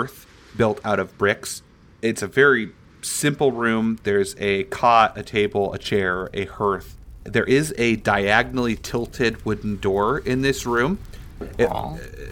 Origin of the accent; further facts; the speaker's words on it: Indiana and Michigan, Midwest, United States; We're from Indiana and Michigan